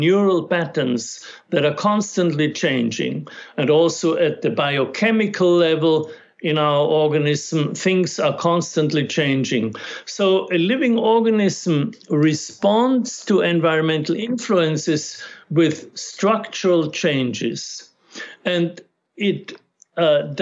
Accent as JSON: {"language": "English", "country": "Austria", "tie": "born or raised there", "first_language": "German", "second_language": "English", "moved": "yes", "said": "I grew up in Austria"}